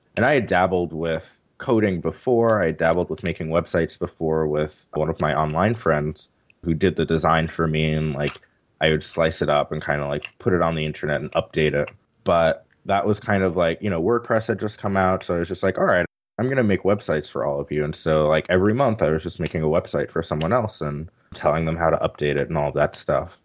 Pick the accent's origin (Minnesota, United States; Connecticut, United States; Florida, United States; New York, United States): New York, United States; New York City; moved away as an adult; also born or lived in Pittsburgh, United States; now in San Francisco, United States; I was born and raised in New York City